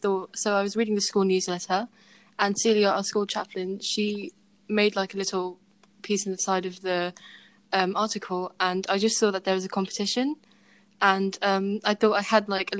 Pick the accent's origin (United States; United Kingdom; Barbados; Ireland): United Kingdom; I am British, my parents are British